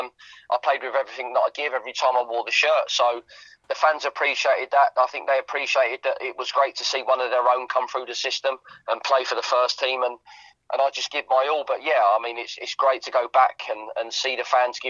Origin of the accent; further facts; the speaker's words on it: Watford, East of England, United Kingdom; it was where I grew up.